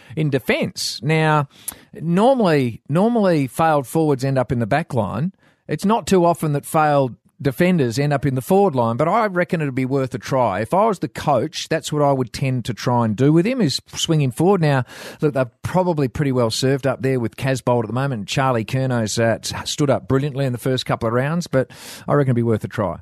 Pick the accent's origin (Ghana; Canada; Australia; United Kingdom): Australia; Shackleton, Western Australia; also born or lived in Quairading, Western Australia; I grew up in Shackleton, and I used to have to go to Bruce Rock